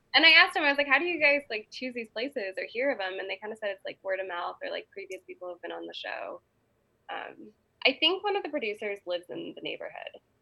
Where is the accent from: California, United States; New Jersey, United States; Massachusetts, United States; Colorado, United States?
Colorado, United States; Boulder; moved away as an adult; also born or lived in San Francisco / New York; I'm from Boulder